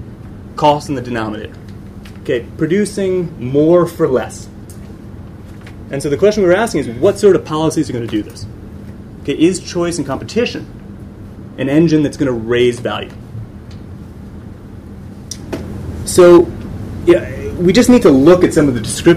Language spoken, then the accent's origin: English; United States; now in London, United Kingdom; I'm an American economist living in London